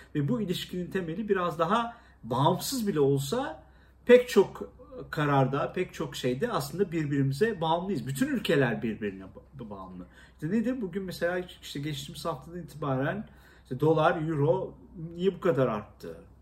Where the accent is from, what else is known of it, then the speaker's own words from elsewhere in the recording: Istanbul, Turkey; also born or lived in Erzincan; küçük yaşlarda İstanbul'a geldiğim için, e, iki, e, bir buçuk, iki yaşında. Ondan sonra hiç, e, doğduğum yeri Erzincan'ı görme imkanım olmamıştı.